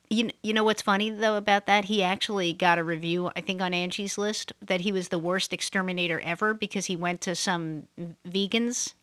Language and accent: English; New York City, New York, United States; moved away; I'm from Brooklyn, I grew up in Brooklyn.